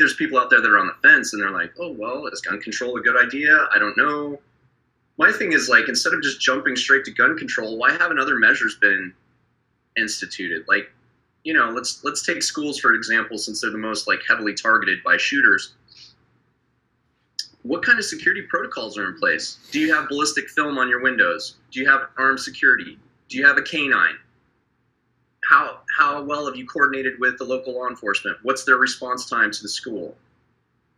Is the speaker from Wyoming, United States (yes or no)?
yes; Wyoming, United States; my hometown where I grew up in Wyoming